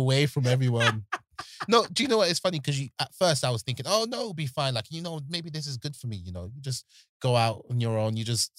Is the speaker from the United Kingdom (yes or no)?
yes; London, United Kingdom; when you're born and bred in Peckham